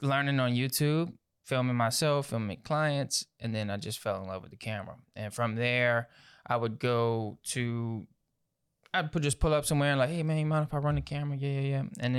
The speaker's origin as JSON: {"language": "English", "town": "Houma", "region": "Louisiana", "country": "United States", "tie": "born or raised there", "also_born_or_lived": "Morgan City", "said": "I was born in Morgan City, ooh, Louisiana. And so I grew up in that area till about third grade, mm-hmm, went from there to Houma. And I've been in Houma, Louisiana for most of the time."}